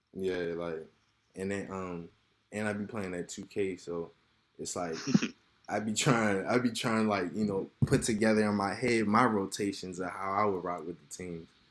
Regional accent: Severn, Maryland, United States; I grew up in Seven Oaks

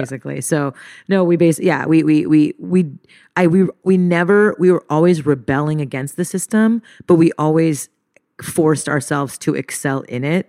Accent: Montreal, Quebec, Canada; moved away; I grew up in Montreal, French Canada, to a Japanese mother and to an Indian father

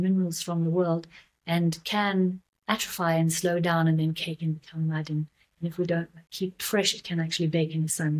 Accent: South Africa; moved away as an adult; also born or lived in Byron Shire, Australia; I'm South African originally, and I've just come back from living 7 years in Australia

